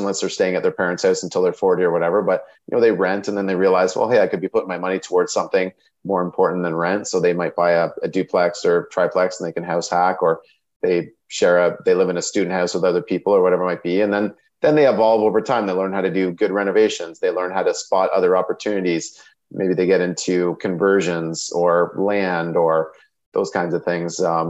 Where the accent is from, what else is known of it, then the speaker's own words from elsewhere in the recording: Sarnia, Ontario, Canada; I'm from Sarnia, Ontario